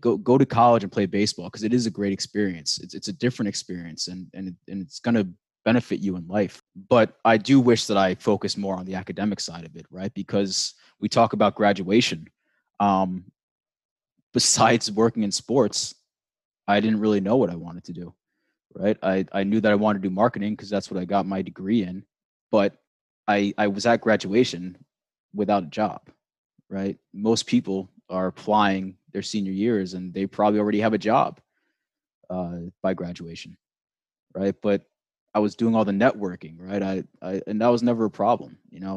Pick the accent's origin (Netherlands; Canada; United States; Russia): United States; New York; also born or lived in Pennsylvania; I grew up in New York